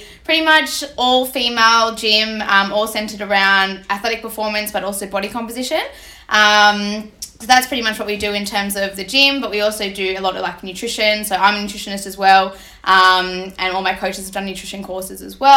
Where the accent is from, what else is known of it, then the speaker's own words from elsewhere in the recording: Melbourne, Victoria, Australia; moved away as an adult; I'm from the East Coast, moved here for my master's degree